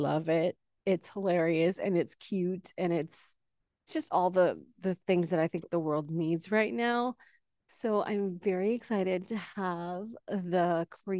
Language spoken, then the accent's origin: English; Canada; I'm from Canada